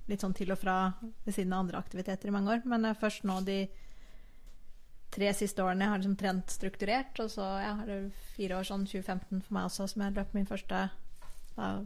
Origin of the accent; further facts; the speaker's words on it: Bærum, Akershus, Norway; also born or lived in Sweden; Jeg er opprinnelig svensk, men jeg har jo bodd i Norge siden 87. Jeg eh, Vokste opp i Bærum og har bodd mye i Oslo.